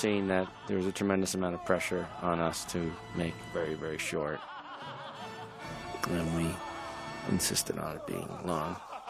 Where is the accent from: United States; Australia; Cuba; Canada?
Canada; because I'm from Canada, I wanted to make sure there was a Mountie.